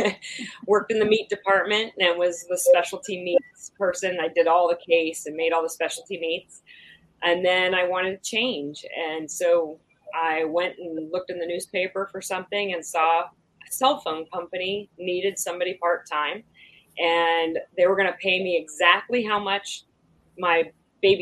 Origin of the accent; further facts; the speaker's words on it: Wasilla, Alaska, United States; I grew up in Alaska. I grew up in Wasilla, Alaska.